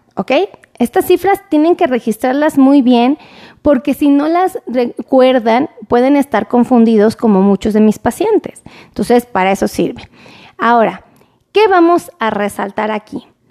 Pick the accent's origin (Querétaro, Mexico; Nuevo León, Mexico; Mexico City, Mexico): Mexico City, Mexico; como buena chilanga